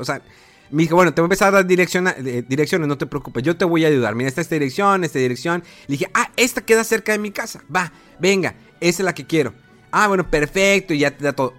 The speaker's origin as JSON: {"language": "Spanish", "country": "Mexico", "said": "Imagínate qué orgullo como mexicano"}